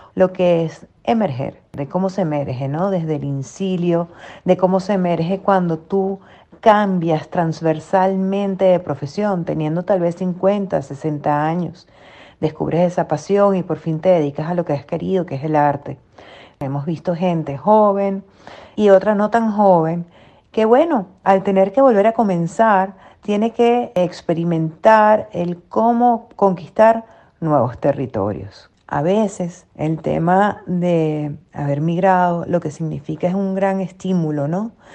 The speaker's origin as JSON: {"language": "Spanish", "country": "Venezuela", "moved": "yes", "lives_now": "Madrid, Spain", "said": "Tamara y yo somos migrantes, ambas venezolanas, yo desde Madrid y Tamara desde Grenoble"}